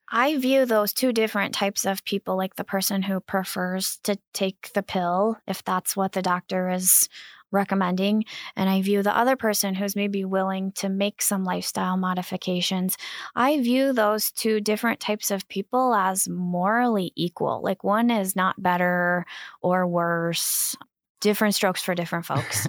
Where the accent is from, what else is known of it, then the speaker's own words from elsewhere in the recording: Kankakee River, Illinois, United States; I grew up on the Kankakee River